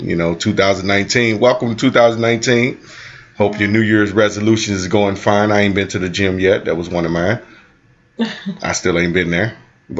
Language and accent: English; Cochran, Georgia, United States; it was a couple people that I grew up in Cochran.